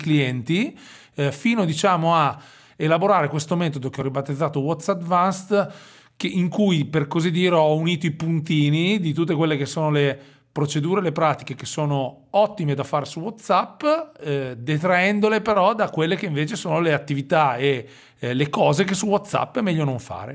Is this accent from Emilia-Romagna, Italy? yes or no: yes; Forlì, Emilia-Romagna, Italy; accent: Romagnolo; sono romagnolo, come probabilmente il mio accento eh, rivelerà. No? Noi abbiamo questa S strascicata che normalmente fa simpatia e spero che sia così anche per i tuoi ascoltatori. Sono di Forlì